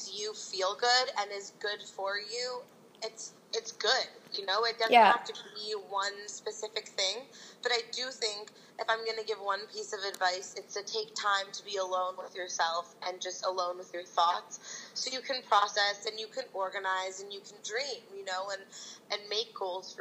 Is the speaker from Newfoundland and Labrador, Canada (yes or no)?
no; Toronto, Ontario, Canada; I'm from Toronto, and I started a company called Self Love Supply